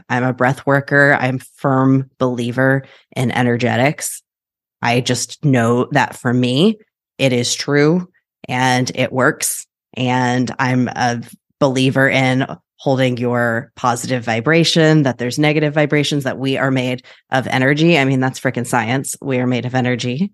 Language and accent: English; Wichita, Kansas, United States; now in Portland, United States; I am from Wichita, Kansas, originally, now in Portland